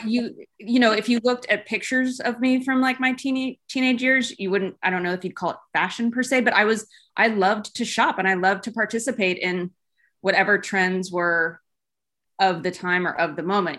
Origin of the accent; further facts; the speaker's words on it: Los Gatos, California, United States; moved away as an adult; also born or lived in Los Angeles / New York; I am from Los Gatos, California, which is, you know, sort of Silicon Valley. Grew up here